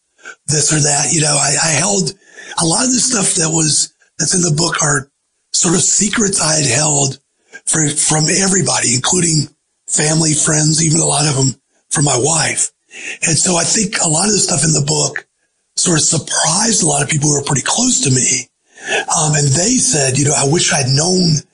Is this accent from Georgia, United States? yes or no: yes; Georgia, United States; moved away; also born or lived in the Carolinas; in Georgia, but it was in my hometown